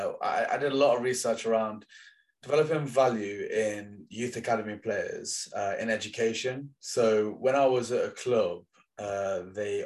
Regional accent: Leicester, East Midlands, United Kingdom; I'm from Leicester, so a lot of my friends when I grew up played for Leicester

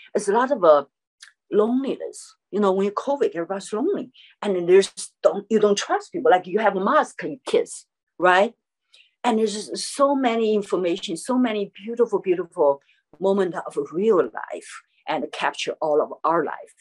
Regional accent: Chengdu, Sichuan, China; English is a second language; moved away as an adult; also born or lived in New York; my hometown, Chengdu, Sichuan.

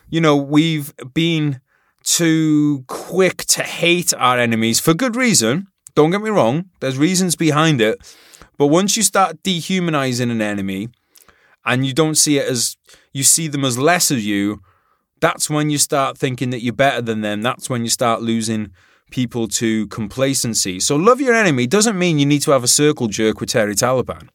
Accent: Wales, United Kingdom; I'm from Wales

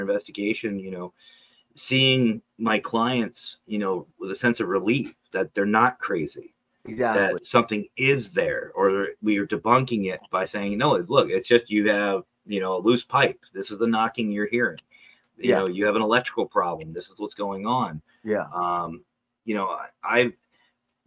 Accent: Pennsylvania, United States; I'm from Pennsylvania, dead center of the state

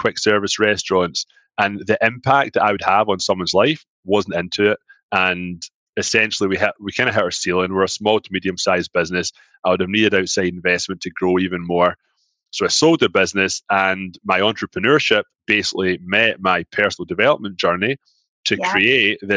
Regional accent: Scotland, United Kingdom; moved away as an adult; now in Toronto, Canada; I'm from Scotland. I do have an accent.

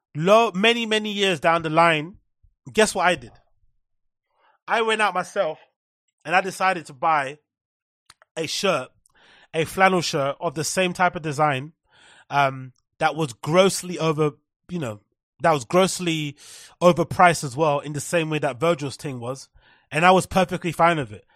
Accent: London, United Kingdom; growing up in London

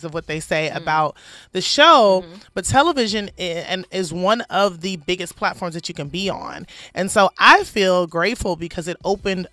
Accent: Compton, California, United States; I'm from Compton, California.

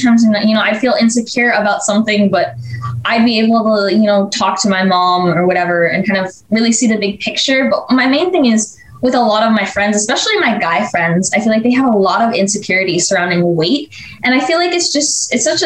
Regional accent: Arizona, United States; I'm 15 and I'm from Arizona

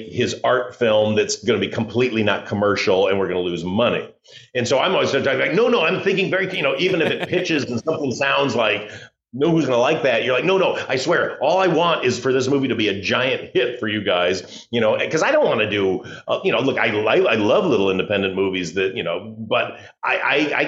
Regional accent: Midwest, United States; I grew up in the Midwest

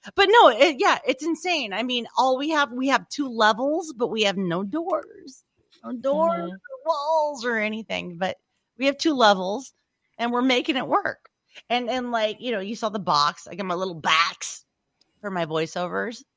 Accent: Louisiana, United States; moved away; I'm from Louisiana

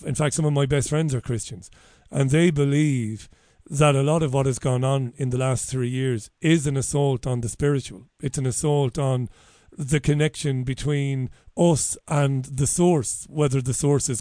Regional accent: Ireland; I'm an Irish guy

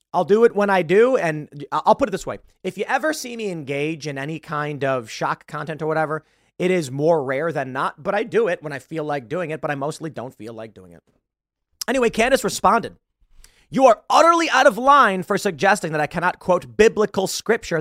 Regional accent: United States; I'm an American

